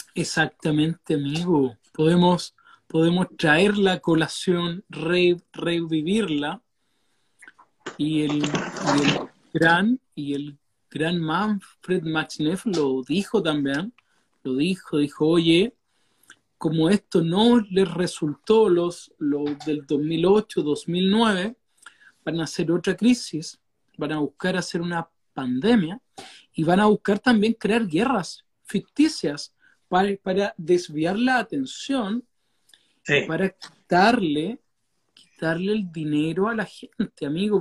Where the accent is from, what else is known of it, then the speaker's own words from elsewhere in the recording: Valdivia, Los Ríos, Chile; la ciudad que nosotros somos acá de Valdivia